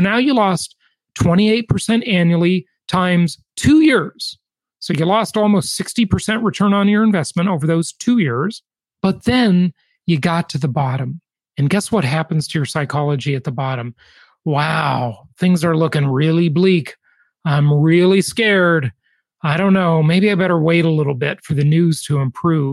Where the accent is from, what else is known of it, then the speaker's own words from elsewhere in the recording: California, United States; the Socialist Republic of California, where you live and where I'm from